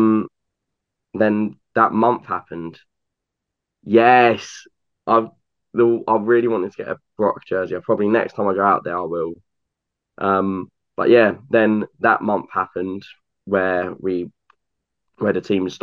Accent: United Kingdom; as a Brit.

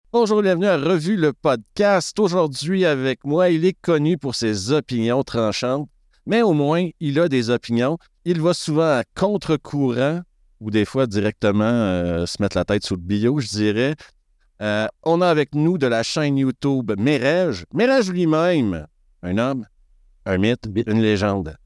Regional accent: Quebec, Canada; now in Switzerland; je suis un expatrié québécois qui habite en Suisse

